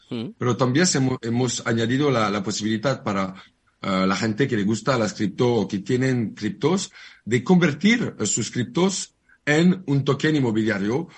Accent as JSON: {"language": "Spanish", "country": "France", "second_language": "Spanish", "moved": "as an adult", "lives_now": "Barcelona, Spain"}